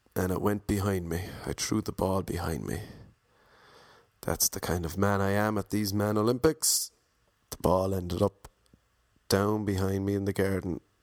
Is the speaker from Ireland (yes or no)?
yes; Ireland; I'm Irish